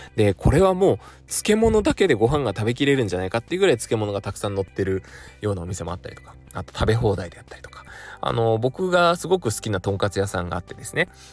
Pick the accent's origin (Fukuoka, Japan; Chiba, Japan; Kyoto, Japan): Fukuoka, Japan; Kurume; now in Tokyo, Japan; 何を隠そう私も福岡県久留米市出身でして